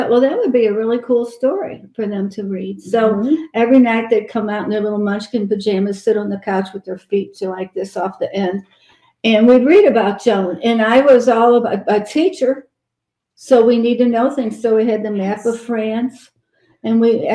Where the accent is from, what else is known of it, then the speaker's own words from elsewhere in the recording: St. Louis, Missouri, United States; now in Georgia, United States; I'm from St. Louis